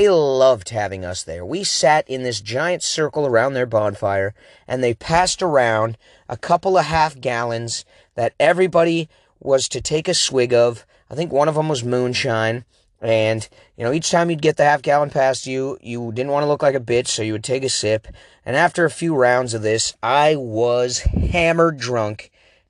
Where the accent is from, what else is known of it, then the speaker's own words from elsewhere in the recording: Oregon, United States; accent: Oregon; I have an Oregon accent, and a lot of people say I sound like I'm from the East Coast.